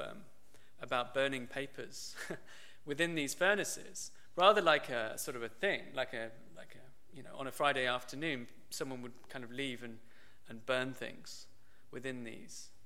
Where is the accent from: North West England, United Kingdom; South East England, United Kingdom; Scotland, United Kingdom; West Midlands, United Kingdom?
West Midlands, United Kingdom; Birmingham; I grew up pretty much in the centre of Birmingham